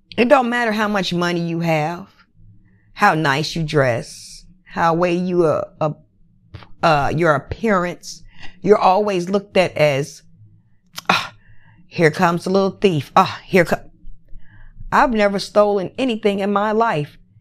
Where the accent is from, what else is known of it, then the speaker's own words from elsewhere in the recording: United States; I am American citizen. I was born, bred in America